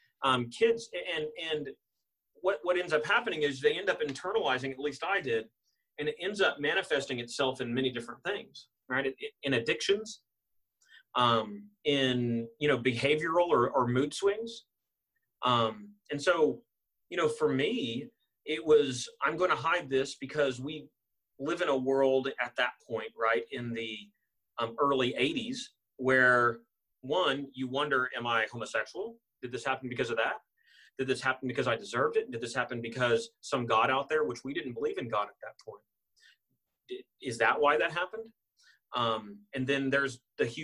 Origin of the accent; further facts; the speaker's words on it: Austin, Texas, United States; I was born in Austin, Texas.